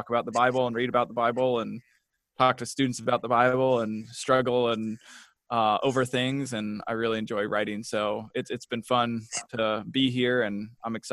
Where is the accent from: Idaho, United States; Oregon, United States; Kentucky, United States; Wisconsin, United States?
Kentucky, United States; also born or lived in Portland; now in Kansas City, United States; We're from Kentucky